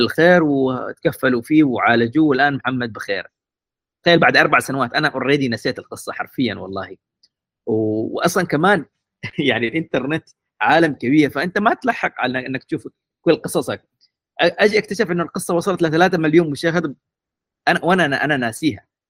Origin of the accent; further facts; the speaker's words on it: Aden, Yemen; moved away; also born or lived in Mukalla; عدن لان هي المدينه اللي ولدت فيها تربيت فيها يعني انا ابن عدن ابن كريتر تحديدا